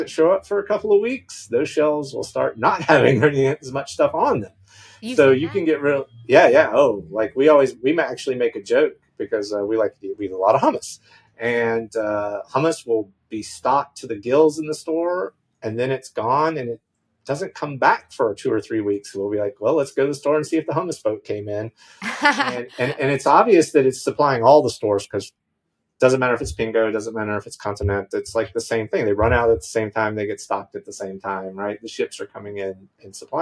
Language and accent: English; United States; moved away as an adult; also born or lived in Washington, D.C.; now in Madeira, Portugal; being an American